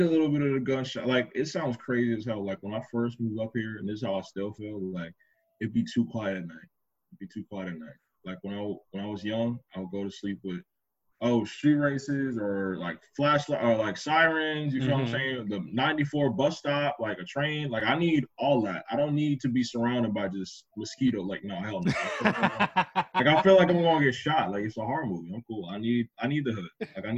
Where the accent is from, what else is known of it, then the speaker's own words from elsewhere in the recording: Orange, Bloomfield, East Orange, Madison, New Jersey, United States; I grew up in the hood. I grew up in Orange, Bloomfield, East Orange. That was like 0 to 10 years old.